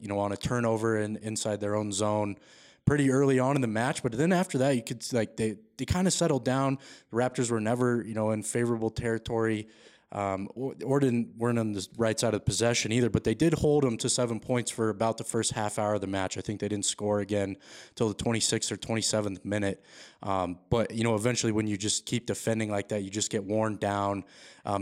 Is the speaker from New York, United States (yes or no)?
no; Denver area, Colorado, United States; I've lived here my whole life